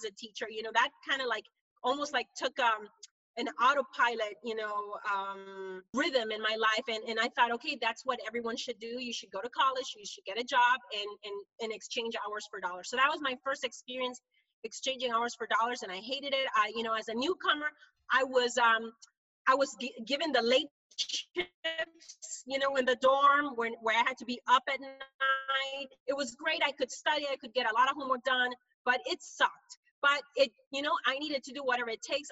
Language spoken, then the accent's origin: English; Honduras; moved away as an adult; now in United States; I'm originally from Honduras, Central America. I'm a first generation immigrant into the US. And I came here in 1995